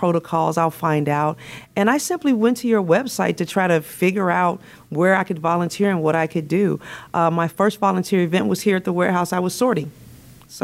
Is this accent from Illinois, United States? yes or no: yes; Chicago, Illinois, United States; moved away as an adult; now in Florida, United States; I am born and raised in Chicago.